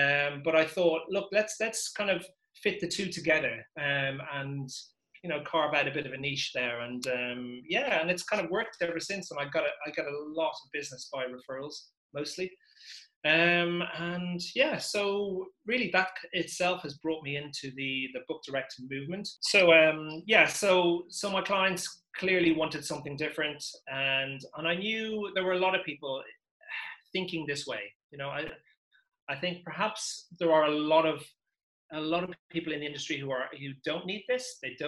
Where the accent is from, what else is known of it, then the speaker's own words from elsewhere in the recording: Dublin, Leinster, Ireland; moved away as an adult; also born or lived in England; Yeah, I was brought up in Dublin till I was 18, and I went to university in England.